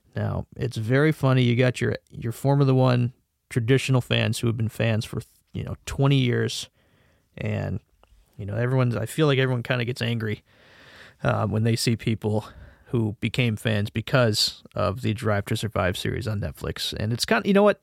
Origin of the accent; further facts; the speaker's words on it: Connecticut, United States; I am from the United States again, uh, from a state called Connecticut